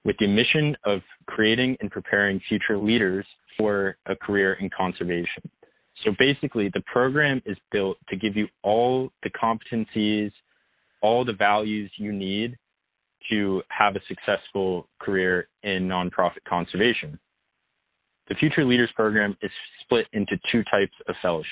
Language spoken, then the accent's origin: English; Bethesda, Maryland, United States; moved away as an adult; also born or lived in St. Louis, Missouri; I grew up in Bethesda, Maryland, which is right outside of Washington, D.C.